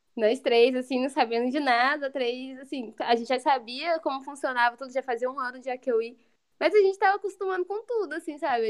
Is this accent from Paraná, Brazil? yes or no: no; interior of São Paulo, Brazil; moved away as an adult; now in Viçosa, Brazil; Eu sou lá de São Paulo, do interior, moro aqui em Viçosa